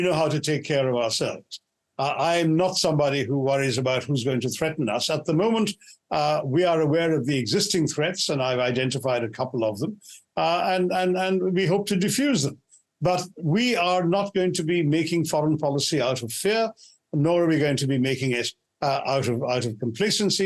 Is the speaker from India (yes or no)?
yes; India; as an Indian